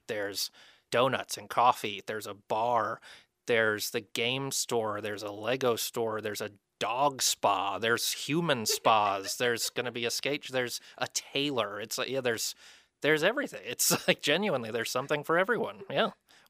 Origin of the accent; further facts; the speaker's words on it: Florida, United States; I'm from Florida. And when we moved up here, my wife and I were talking about it